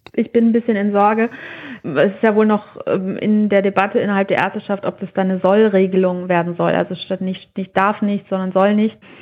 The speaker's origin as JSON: {"language": "German", "country": "Germany", "said": "bei uns in Deutschland"}